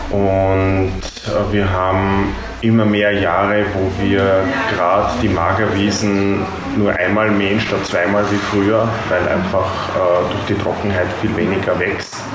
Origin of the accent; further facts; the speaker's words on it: Oberschützen-Willersdorf, Burgenland, Austria; Ja, ich komme da gleich aus der Nachbarschaft praktisch, aus Oberschützen-Willersdorf.